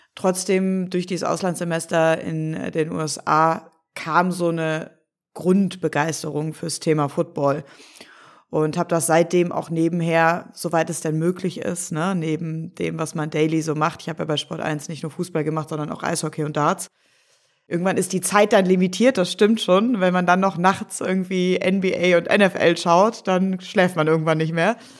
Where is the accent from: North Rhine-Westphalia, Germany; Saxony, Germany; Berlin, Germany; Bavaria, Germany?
North Rhine-Westphalia, Germany; Cologne; moved away as an adult; Als gebürtige Kölnerin